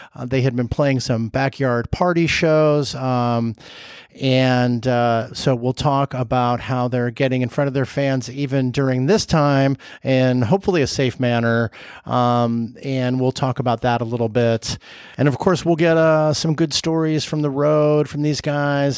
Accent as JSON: {"language": "English", "region": "Southern California", "country": "United States", "said": "I'm from Southern California"}